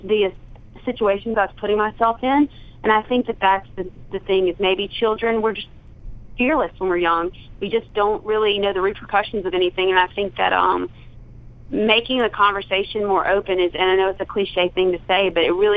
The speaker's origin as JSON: {"language": "English", "region": "Southern", "country": "United States", "accent": "Southern"}